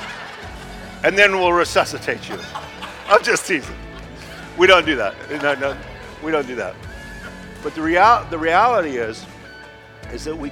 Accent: Idaho, United States; now in Southern California, United States; I'm from Idaho.

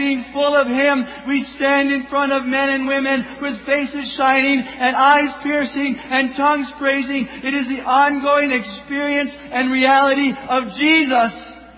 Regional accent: Kenya; born there; I was born in Kenya.

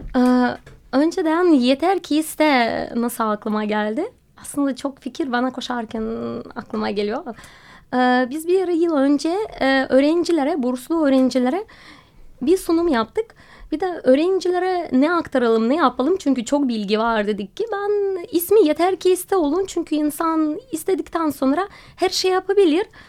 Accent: Russia; Turkish is a second language; moved away as an adult; also born or lived in Moscow, Russia / Alanya, Turkey; now in Istanbul, Turkey; Rusya'da doğdum ve okuldan mezun olduktan sonra Moskova'ya gittim

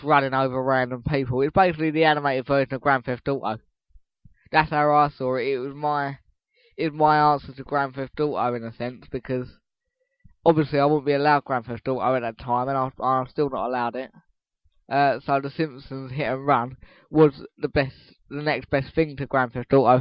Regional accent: Essex, East of England, United Kingdom; I'm an Essex boy, and I always will be.

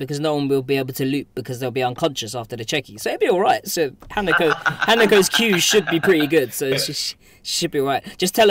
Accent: United Kingdom; being British

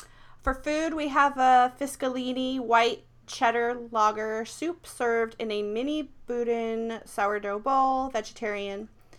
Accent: Arkansas, United States; accent: Southern; I'm from Arkansas.

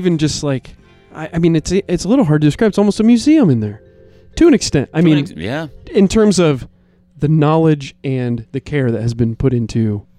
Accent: northern Indiana, United States; now in Bloomington, United States; I grew up north as well, where it's like super flat and you can see for 100 miles

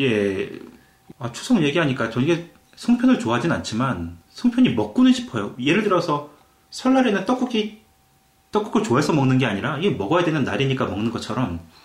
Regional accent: South Korea; now in Canada; 우리는 그냥 한국 사람들끼리

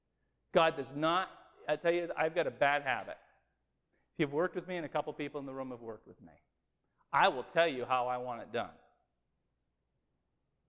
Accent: New England, United States; we grew up in New England

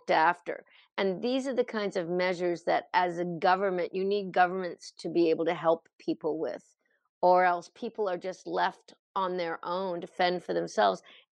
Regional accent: Truro, Nova Scotia, Canada; my hometown here, Truro, Nova Scotia

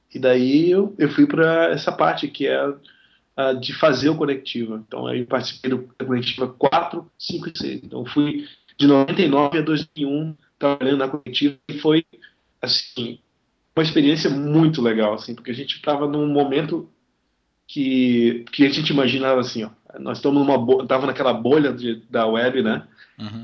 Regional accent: Belém, Pará, Brazil; moved away as an adult; now in Curitiba, Brazil; eu não sou de Curitiba, eu, moro, eu, eu não sou de tipo, Belém do Pará, então eu fui para Curitiba estudar

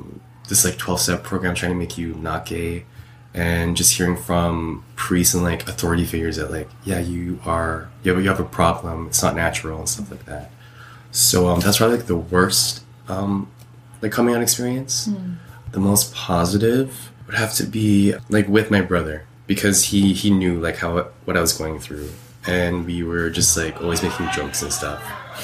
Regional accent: Philippines; But even then, my coming out experience as like a Filipino, because I know like Philippines is like big on that and stuff, on like Catholicism, it wasn't like that trauma, like it wasn't that bad.

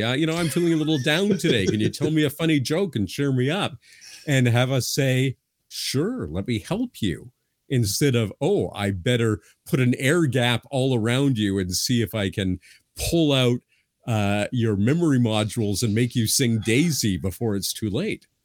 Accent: Canada; I'm a Canadian

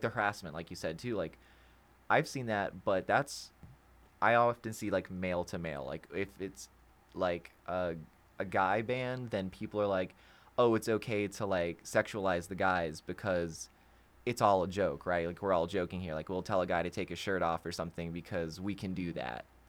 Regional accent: Florida, United States; we're from Florida

